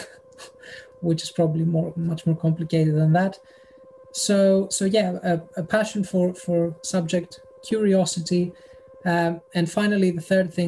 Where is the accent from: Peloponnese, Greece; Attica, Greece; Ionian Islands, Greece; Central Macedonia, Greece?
Central Macedonia, Greece; Thessaloniki; moved away as an adult; now in United Kingdom; The north, Thessaloniki